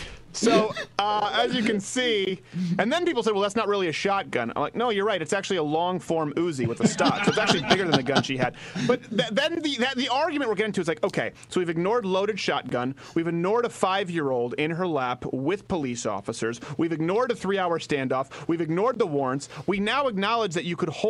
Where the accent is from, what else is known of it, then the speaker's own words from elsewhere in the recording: Montreal, Quebec, Canada; moved away; we were raised in Montreal